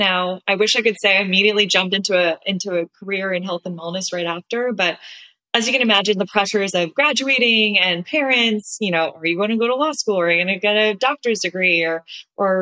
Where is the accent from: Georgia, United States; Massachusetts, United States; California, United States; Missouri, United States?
California, United States; Southern; I am originally from Southern California, went to UCLA